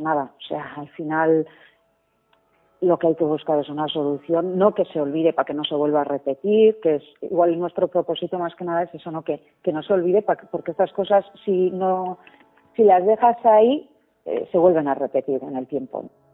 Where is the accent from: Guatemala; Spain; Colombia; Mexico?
Spain; Leitza, Navarre; moved away as an adult; now in Álava, Spain; yo adoro a mi pueblo